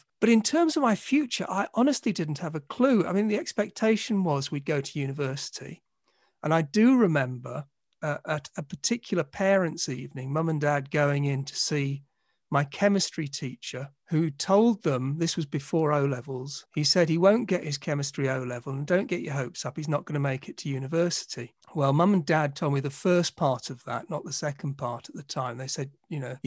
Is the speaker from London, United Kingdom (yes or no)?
yes; London, United Kingdom; moved away as an adult; now in Manchester, United Kingdom; I grew up in Southeast London in Sydenham and Dulwich